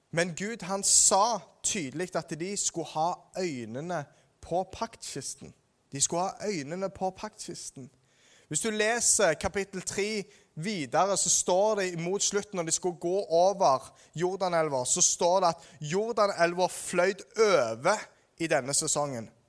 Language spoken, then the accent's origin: Norwegian; Ålgård, Rogaland, Norway; På Ålgård, der jeg er fra